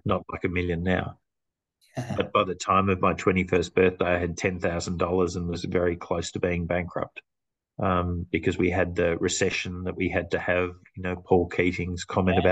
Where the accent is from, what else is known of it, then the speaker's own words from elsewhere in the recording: Clayton, Victoria, Australia; now in Macedon Ranges, Australia; I grew, grew, up in a very multicultural area called Clayton